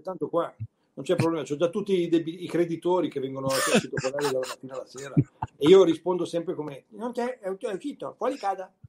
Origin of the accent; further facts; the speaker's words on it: Milan, Lombardy, Italy; con la mia melanesità